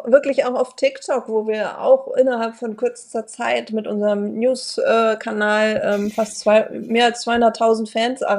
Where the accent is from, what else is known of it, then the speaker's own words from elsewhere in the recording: Hamburg, Germany; ich komme aus Hamburg, ich bin da aber schon echt assimiliert